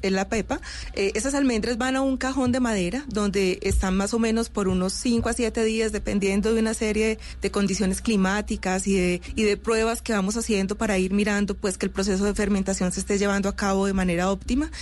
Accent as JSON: {"language": "Spanish", "country": "Colombia", "said": "los colombianos eh, consumimos chocolate en taza"}